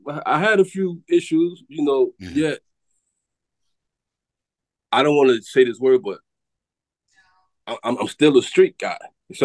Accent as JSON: {"language": "English", "town": "Atlanta", "region": "Georgia", "country": "United States", "tie": "born or raised there", "said": "at least my birth certificate say, y'all may not say I'm from Atlanta, but at least my birth certificate say"}